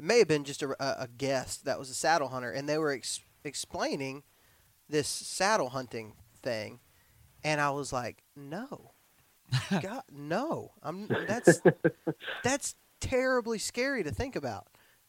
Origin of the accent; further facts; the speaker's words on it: Alabama, United States; We're from Alabama and y'all are from West Virginia, so math is not a strong suit.